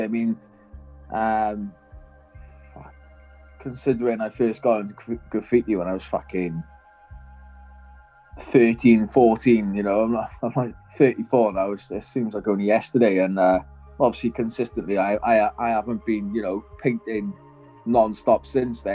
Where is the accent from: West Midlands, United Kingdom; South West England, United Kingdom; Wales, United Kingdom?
Wales, United Kingdom; now in North of England, United Kingdom; being a Welsh person living in fucking up north